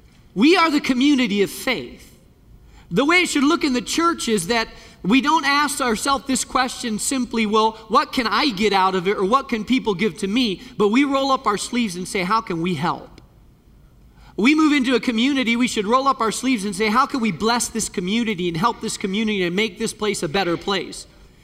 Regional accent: Spain; Years ago, I was just a kid, and there was a fellow that was walking across Spain. I grew up in Spain, and he was walking.

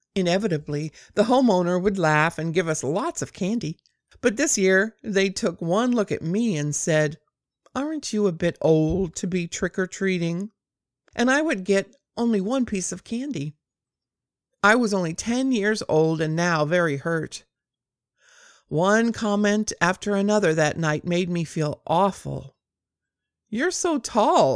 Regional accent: near Compton, Southern California, United States; I grew up in Southern California on the other side of the railroad tracks from Compton

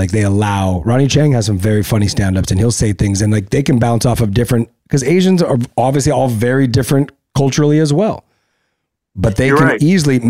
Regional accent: La Puente, California, United States; I grew up in Los Angeles. I grew up in La Puente. So I funny enough, I grew up around nothing but Mexican.

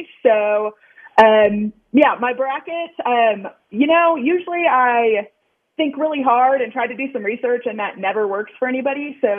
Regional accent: Buda, Texas, United States; moved away as an adult; now in Denver, United States; I grew up in Buda, Texas, south of Austin.

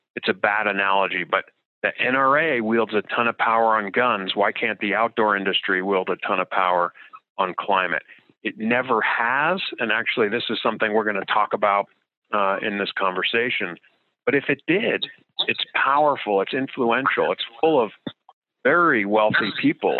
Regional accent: New Jersey, United States; moved away; growing up in New Jersey

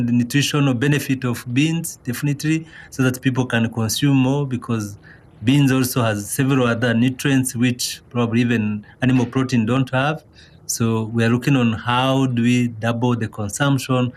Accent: Rwanda; I'm from Rwanda originally

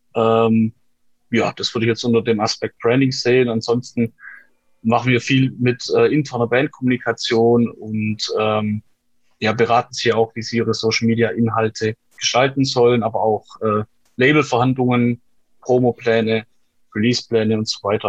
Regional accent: Aalen, Baden-Württemberg, Germany; bei uns in Aalen

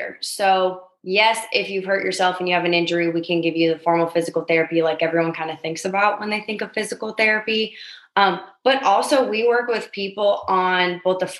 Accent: outside of LA, Southern California, United States; moved away as an adult; now in St. Louis, United States; I grew up in Southern California, a little bit outside of LA, and then made my way to St. Louis when I went to graduate school.

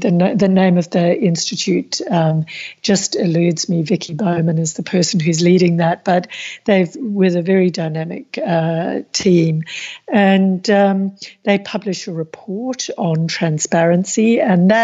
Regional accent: Australia; as an Australian

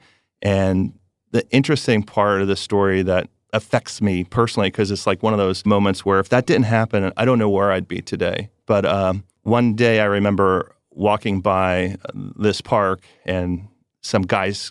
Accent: New Jersey, United States; I grew up in New Jersey and I was in, let's just say, the rougher part of New Jersey.

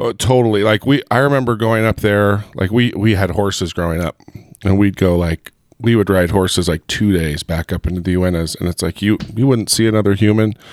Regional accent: Heber, Utah, United States; I'm from Heber

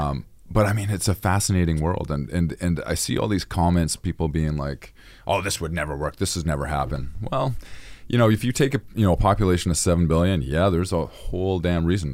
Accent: Victoria, British Columbia, Canada; I originally grew up in Victoria, B C.

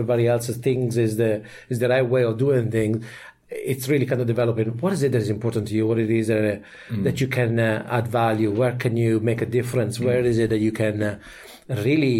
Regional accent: Italy; English is a second language; moved away as an adult; now in Ireland; I'm from Italy, and I spent about a couple of years as an officer in the army there

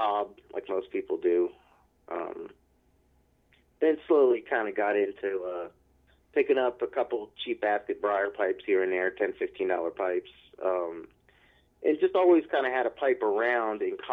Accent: D.C. area, Northern Virginia, United States; moved away as an adult; now in Charlottesville, United States; I'm grew up in the D.C. area, up in Northern Virginia, just about 10 minutes out of the city center of Washington, D.C.

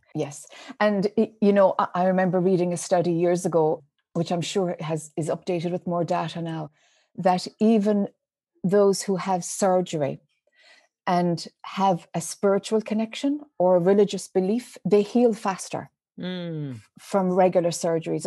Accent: Ireland; accent: Irish; moved away as an adult; now in United States; as one might be able to detect from my Irish accent, mm. I spent most of my life in Ireland until I was in my mid 30s.

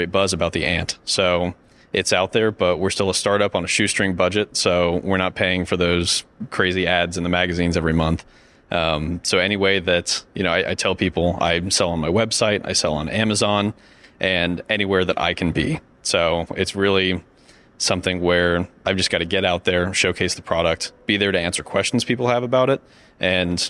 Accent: Northern Indiana, United States; I'm from Northern Indiana

